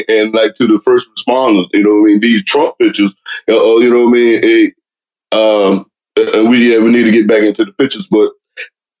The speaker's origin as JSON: {"language": "English", "town": "Smithfield", "region": "Virginia", "country": "United States", "also_born_or_lived": "Richmond, Virginia", "moved": "as an adult", "lives_now": "Mechanicsville, United States", "said": "I'm from Smithfield, Virginia"}